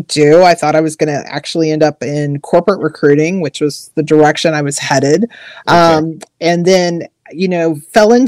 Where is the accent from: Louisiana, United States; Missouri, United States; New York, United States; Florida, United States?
Missouri, United States; moved away as an adult; now in Maryland, United States; I'm actually originally from Missouri, but I've lived out here on the East Coast of Maryland for over 20 years now